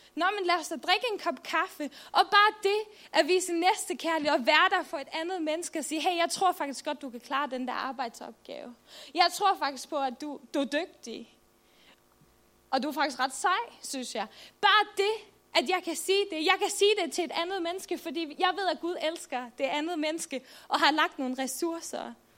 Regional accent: Faroe Islands; also born or lived in Jutland, Denmark; now in Denmark; jeg kommer oprindeligt fra Færøerne, så I må bære over med min dejlige accent

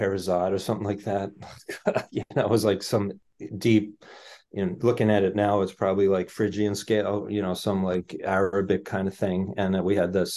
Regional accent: New York City, New York, United States; now in Arlington, United States; I grew up in New York City, Queens of New York. I live in Arlington, Massachusetts for quite a while.

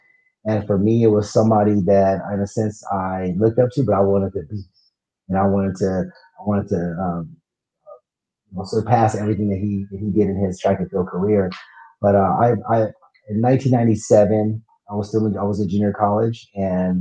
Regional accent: Riverside, California, United States; I grew up in Riverside, California, which is Southern California

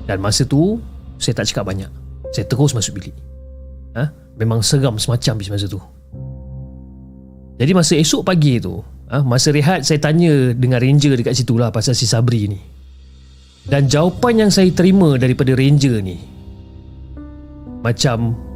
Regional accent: Ipoh, Perak, Malaysia; now in Kuala Lumpur, Malaysia; dan saya berasal daripada Ipoh, Perak.

